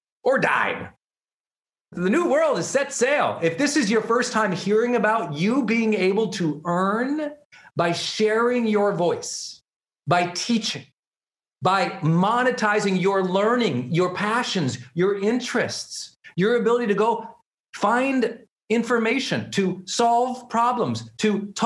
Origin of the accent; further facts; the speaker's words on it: Montana, United States; I'm from Montana. For those who don't know, I grew up in a super small town.